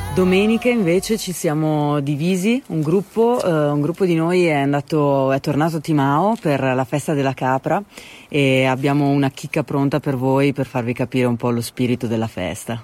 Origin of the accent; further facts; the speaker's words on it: Veneto, Italy; è la mia terra di origine